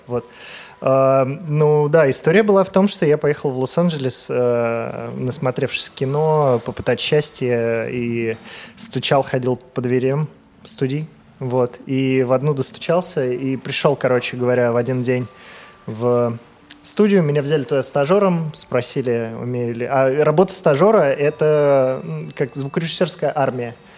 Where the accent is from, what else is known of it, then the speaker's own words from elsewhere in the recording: Volgograd, Volgograd Oblast, Russia; я из Волгограда сам